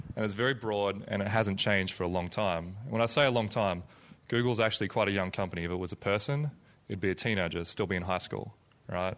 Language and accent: English; Melbourne, Victoria, Australia; moved away; I come from Australia, place called Melbourne, Australia